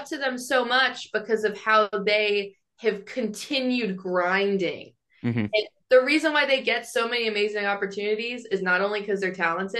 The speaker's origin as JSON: {"language": "English", "town": "Atlanta", "region": "Georgia", "country": "United States", "said": "I'm from Atlanta"}